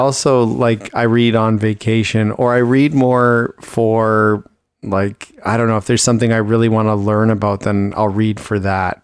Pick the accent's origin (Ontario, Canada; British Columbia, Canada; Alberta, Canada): Ontario, Canada; now in Richmond, Canada; I grew up in Ontario where it was very seasonal